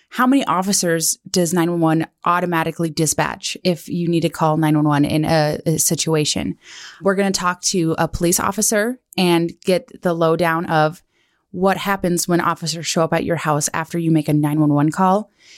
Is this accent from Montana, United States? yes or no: yes; Kalispell, Montana, United States; now in Bozeman, United States; I grew up in Kalispell, Montana, and here in Bozeman.